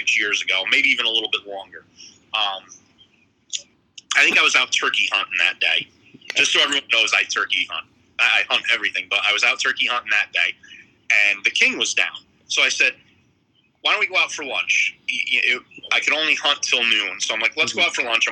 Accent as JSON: {"language": "English", "area": "Middletown area", "region": "New York", "country": "United States", "tie": "born or raised there", "said": "I've lived here my whole life"}